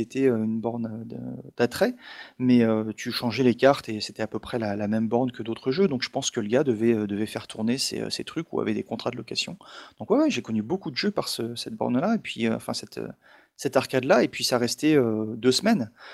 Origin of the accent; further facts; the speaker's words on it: Alsace, Grand Est, France; Chez nous en Alsace